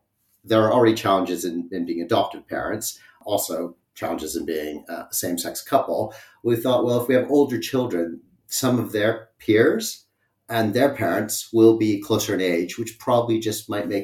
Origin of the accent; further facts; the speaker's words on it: Canada; moved away as an adult; now in United Kingdom; So I have come from Canada, and my partner and I met there and then moved to the UK in 2004.